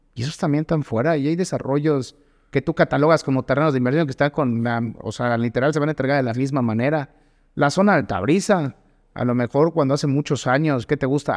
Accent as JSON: {"language": "Spanish", "region": "Yucatán", "country": "Mexico", "said": "hablando como yucateco"}